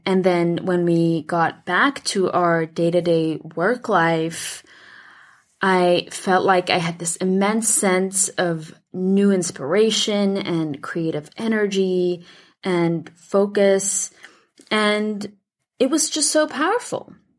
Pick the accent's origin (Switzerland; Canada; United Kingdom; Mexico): Switzerland; moved away as an adult; now in United States; I grew up in Switzerland and then moved to the U S when I was eighteen.